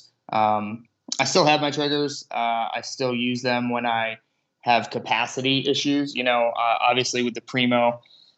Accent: Illinois, United States; growing up in Illinois

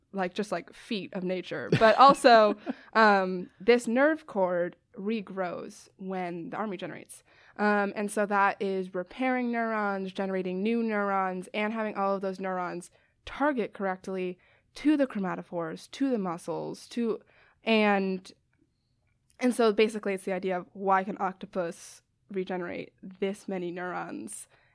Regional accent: Westchester, New York, United States; now in Chicago, United States; I'm from Westchester, New York. It's about 40 minutes north of the city. I went to school in Boston, and now I'm at University of Chicago, studying biology.

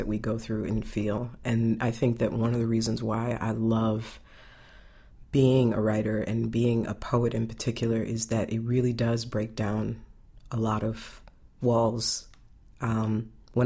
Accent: Evanston, Illinois, United States; I was born and raised in Evanston

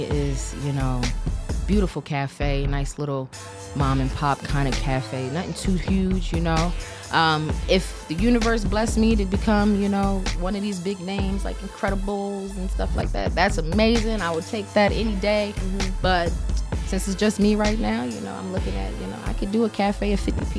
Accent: the South, United States; Like I said, I'm from the South, and if you know about the South, we the Bible Belt, you know. Mm-hmm. And I grew up in a very religious household

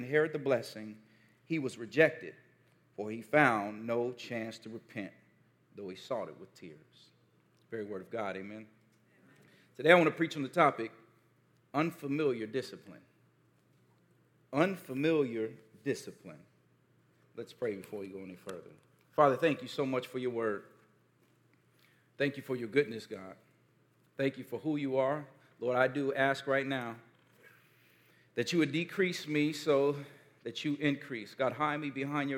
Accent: Gary, Indiana, United States; one of the most formative moments of my childhood when I was growing up in Gary, Indiana

